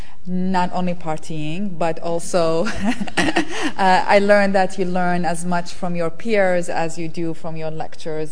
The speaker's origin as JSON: {"language": "English", "country": "Iraq", "tie": "born or raised there", "moved": "yes"}